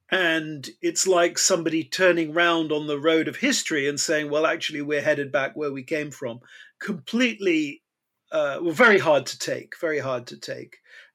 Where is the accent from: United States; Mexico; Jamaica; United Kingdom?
United Kingdom; I am a British person